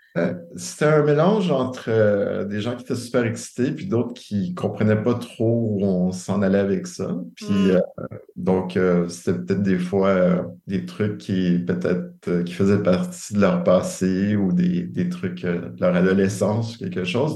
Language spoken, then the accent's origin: French; Montreal, Quebec, Canada; j'ai grandi à Montréal.